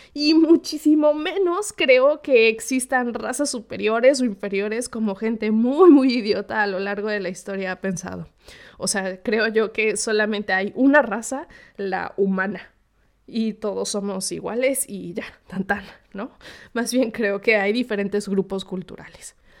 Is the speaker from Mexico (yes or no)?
yes; Mexico; el grueso de la población mexicana es mestiza